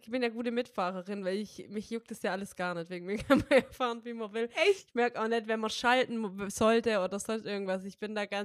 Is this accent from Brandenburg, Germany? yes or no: no; North Rhine-Westphalia, Germany; now in Hamburg, Germany; ich komme ja auch aus Baden-Württemberg ursprünglich und da gab es ja Osterferien. Ja, bei uns in NRW auch.